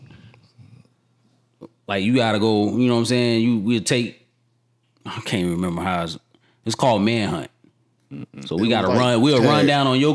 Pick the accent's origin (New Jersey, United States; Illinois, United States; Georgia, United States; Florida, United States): Georgia, United States; I grew up in Georgia